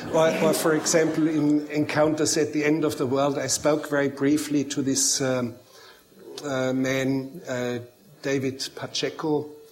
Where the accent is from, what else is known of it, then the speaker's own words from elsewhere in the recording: Bavaria, Germany; English is a second language; I grew up as a boy, I grew up in Bavaria in the mountains, and I was looking after cows, and as a boy I learned how to milk cows.